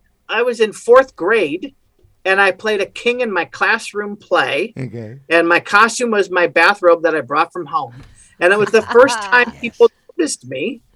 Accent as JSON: {"language": "English", "town": "Mount Pleasant", "region": "Michigan", "country": "United States", "said": "Yeah, I'm from Michigan originally."}